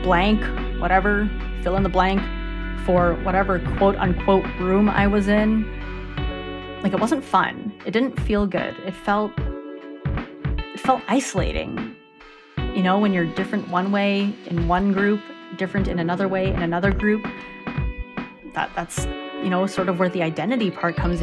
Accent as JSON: {"language": "English", "country": "Canada", "tie": "born or raised there", "said": "I'm born in Canada, so I'm Canadian"}